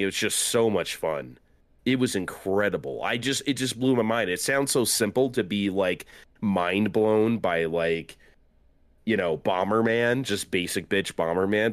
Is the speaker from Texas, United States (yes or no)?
no; San Diego, California, United States; I grew up in San Diego